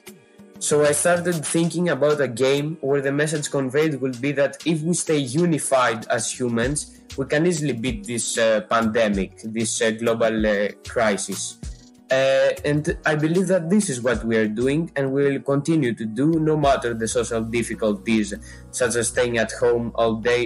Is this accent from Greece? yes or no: yes; Greece; I come from Greece. I live in Athens